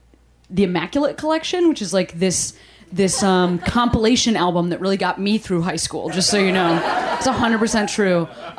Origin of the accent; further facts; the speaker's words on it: Chicago, Illinois, United States; She's a nice person. I'm from Chicago.